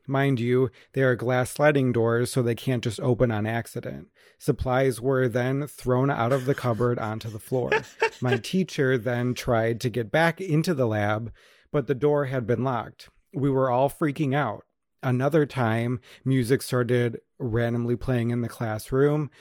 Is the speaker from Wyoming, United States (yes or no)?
no; Wisconsin, United States; where I grew up